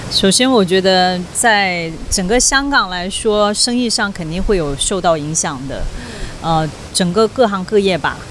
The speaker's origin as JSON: {"language": "Chinese", "region": "Guangxi", "country": "China", "tie": "born or raised there", "moved": "as an adult", "lives_now": "Hong Kong", "said": "能吃到家乡的螺蛳粉"}